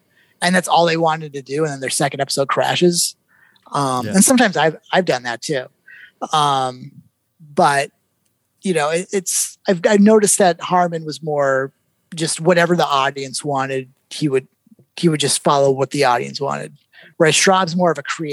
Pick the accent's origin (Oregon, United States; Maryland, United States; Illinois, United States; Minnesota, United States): Minnesota, United States; accent: Minnesota; I'm from Minnesota, so sometimes my Minnesota sneaks out a little bit